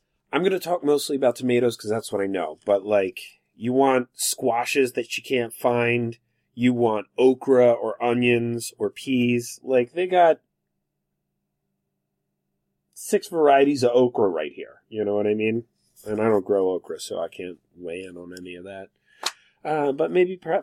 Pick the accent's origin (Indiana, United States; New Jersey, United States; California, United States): New Jersey, United States; also born or lived in northeastern Pennsylvania; now in Pennsylvania, United States; I'm here in northeastern Pennsylvania. I grew up in New Jersey